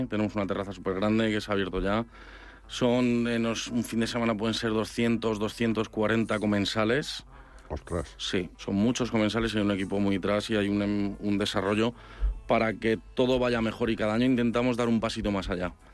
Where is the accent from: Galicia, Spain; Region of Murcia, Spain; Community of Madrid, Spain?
Community of Madrid, Spain; Madrid; soy madrileño 100%.